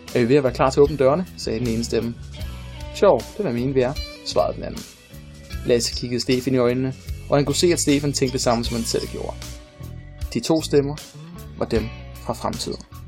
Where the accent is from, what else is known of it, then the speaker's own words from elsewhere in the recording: Funen, Southern Denmark, Denmark; jeg er fra Fyn, og jeg kan ikke fake en Fyns dialekt